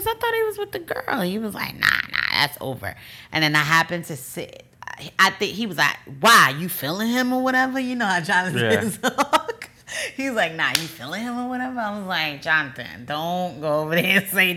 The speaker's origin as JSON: {"language": "English", "region": "New Jersey", "country": "United States", "said": "I'm from Jersey"}